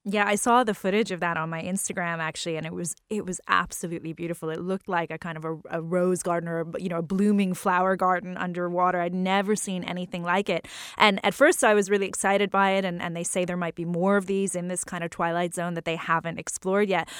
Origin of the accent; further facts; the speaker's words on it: New Orleans, Louisiana, United States; I grew up in New Orleans